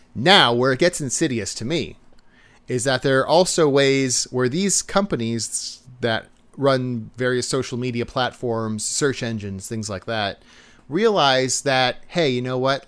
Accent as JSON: {"language": "English", "country": "United States", "said": "we're American"}